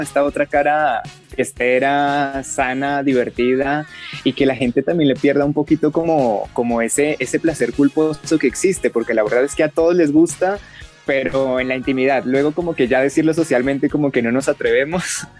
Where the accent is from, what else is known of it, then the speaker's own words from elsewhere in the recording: Colombia; como ciudadanos colombianos que somos